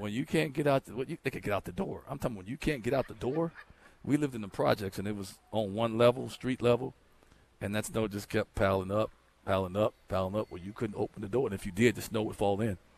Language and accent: English; Chicago, Illinois, United States; moved away; I'm from Chicago.